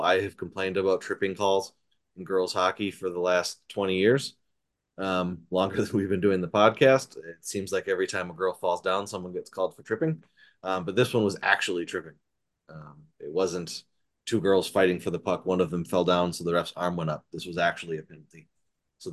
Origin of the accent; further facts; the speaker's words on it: Antigo, Wisconsin, United States; Growing up in Anago